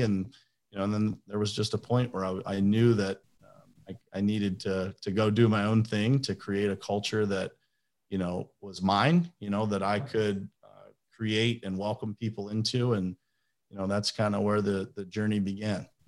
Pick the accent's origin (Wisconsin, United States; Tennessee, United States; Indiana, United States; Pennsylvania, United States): Pennsylvania, United States; Pittsburgh; moved away as an adult; also born or lived in Florida; I am from Pittsburgh, Pennsylvania. That's where I live now